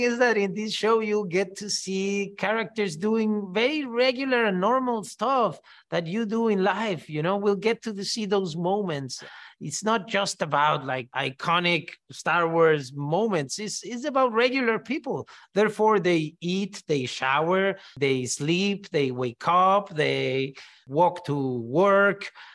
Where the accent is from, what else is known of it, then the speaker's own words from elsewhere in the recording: Mexico; first language Spanish; English is a second language; I grew up saying everything in Spanish, you know? I always like telling the story of R two D two and how it's called in Mexico, you know? We call it Arturito